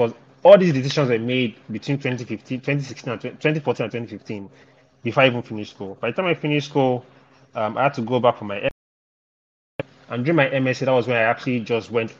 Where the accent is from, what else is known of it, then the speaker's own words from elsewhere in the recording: Ibadan, Oyo, Nigeria; I grew up in Ibadan, but I didn't really school in Ibadan